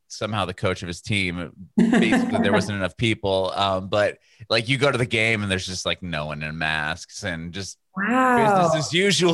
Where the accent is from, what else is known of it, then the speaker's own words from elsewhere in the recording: San Diego, California, United States; moved away as an adult; also born or lived in San Francisco Bay Area; now in Nashville, United States; I was born and raised in Southern California, San Diego. Was in San Francisco for a bit, came back down, and now I'm actually in Nashville.